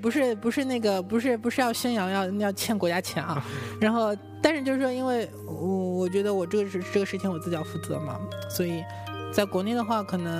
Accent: Shanghai, China; 我是那个，我原来是上海人嘛，然后考到北京是我第一次在一个人在外面生活

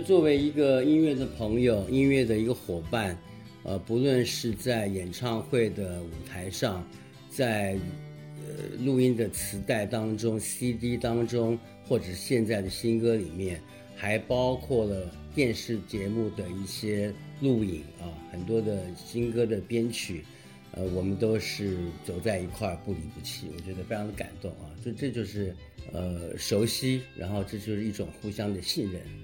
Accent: Taichung, Taiwan; 出生在台湾的中部叫台中市

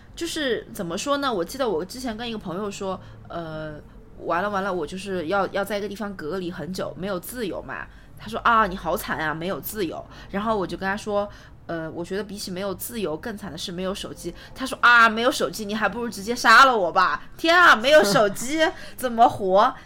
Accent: China; 作为中国人

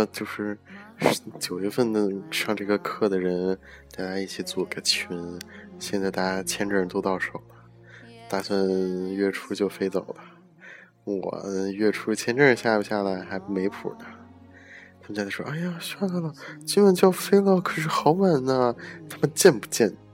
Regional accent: China; moved away; 作为一个中国人

